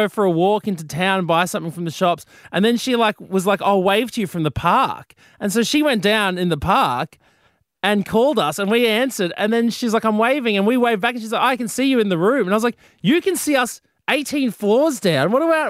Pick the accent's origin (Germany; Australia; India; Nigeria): Australia; Sydney, New South Wales; moved away as an adult; now in Brisbane, Australia; Have you ever looked at your hometown like a tourist?